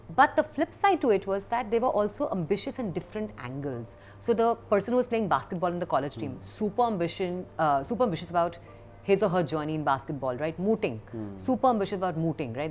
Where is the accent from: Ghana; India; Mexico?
India; Kolkata, West Bengal; moved away; we grew up in in Calcutta for the most part, and lived across multiple